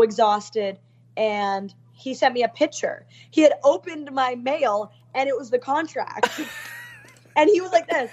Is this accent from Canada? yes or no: yes; Canada; I'm from Canada